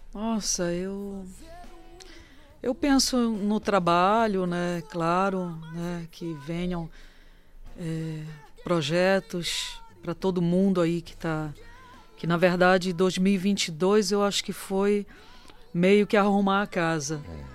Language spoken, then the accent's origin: Portuguese; Belém, Pará, Brazil; um período que eu volto para Belém